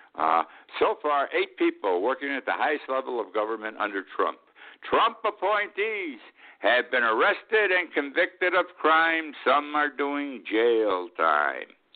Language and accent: English; Utica, New York, United States; 14 miles from my hometown of Utica